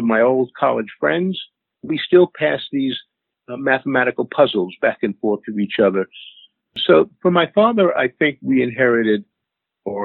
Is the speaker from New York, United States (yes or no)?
yes; New York City, New York, United States; moved away as an adult; now in Woodstock, United States; I grew up in Queens, Kew Gardens Hills, Queens, New York.